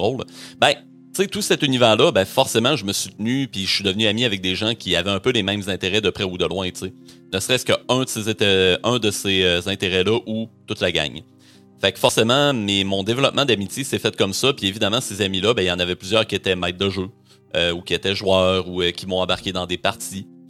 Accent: Rimouski, Quebec, Canada; je suis originaire de Rimouski, euh, c'est ma ville natale, ma famille est encore là, mes amis d'enfance aussi

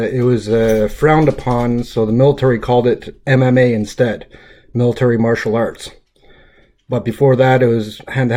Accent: Montreal, Quebec, Canada; I grew up in Pointe St. Charles, which is the south end of Montreal.

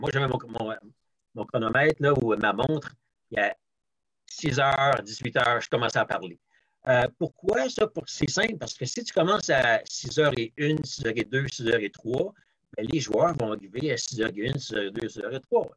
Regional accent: Repentigny, Quebec, Canada; quand j'étais jeune, j'ai fait mon baseball à Repentigny

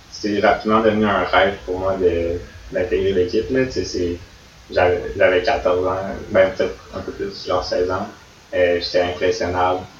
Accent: Sherbrooke, Quebec, Canada; now in Montreal, Canada; moi je viens de Sherbrooke

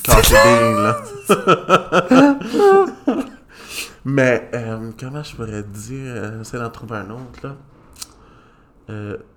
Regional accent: Magdalen Islands, Quebec, Canada; Tu sais, je viens des îles de la Madeleine. C'est pas facile nécessairement sortir de l'île, tu sais.

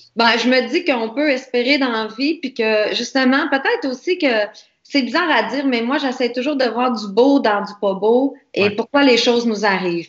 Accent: Quebec, Canada; nous autres, euh, en tant que Québécois, Canadiens

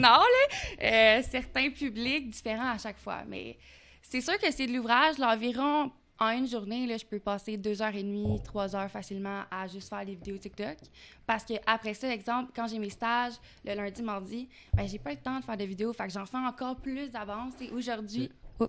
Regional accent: Quebec, Canada; accent: Québécois; Je suis une bonne Québécoise. J'ai un petit accent québécois

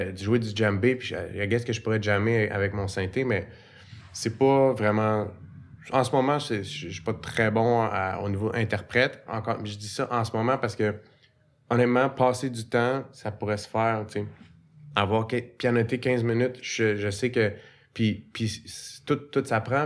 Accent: Repentigny, Quebec, Canada; J'ai grandi à Repentigny. Fait que je suis un, un, enfant de la banlieue.

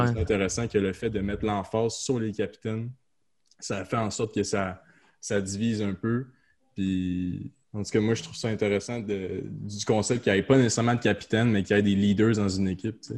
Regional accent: Outaouais, Quebec, Canada; moved away as an adult; now in Quebec City, Canada; je suis parti d'Outaouais pour aller à Québec. Puis quand je reviens en Outaouais

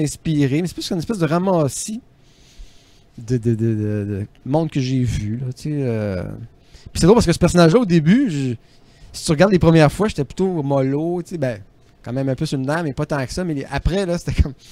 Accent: Trois-Pistoles, Quebec, Canada; je viens de Trois-Pistoles

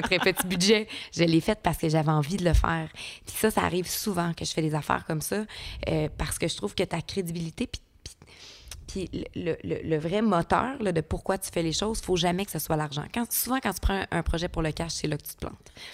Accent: Rivière-du-Loup, Quebec, Canada; je viens de Rivière-du-Loup

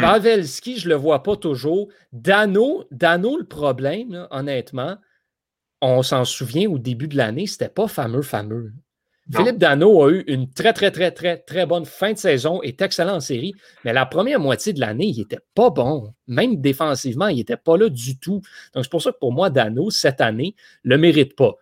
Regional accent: Quebec, Canada; je suis québécois

